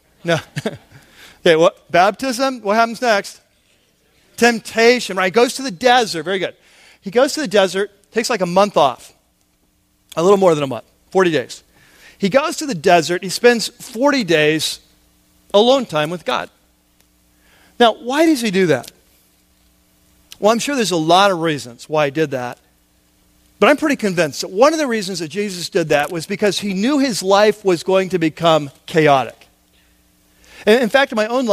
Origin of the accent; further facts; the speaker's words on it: United States; for us as American Christians